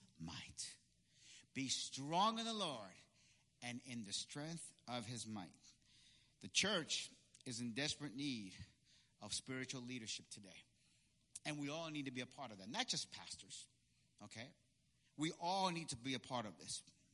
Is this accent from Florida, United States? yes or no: no; Peekskill, New York, United States; also born or lived in Puerto Rico; when we moved back from Puerto Rico and moved back to Peekskill, okay, where I went to middle school, okay, I went to Peekskill Middle School